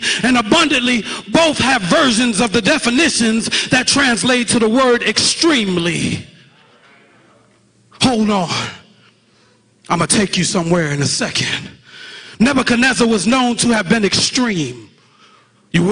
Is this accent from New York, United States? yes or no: yes; New York City, New York, United States; I'm from Brooklyn, New York. Shout out to Brooklyn. Junior high school, 324